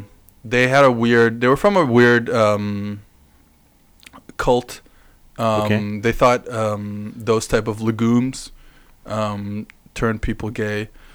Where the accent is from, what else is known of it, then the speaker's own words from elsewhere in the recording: Bloomington, Indiana, United States; I'm from Bloomington, Indiana.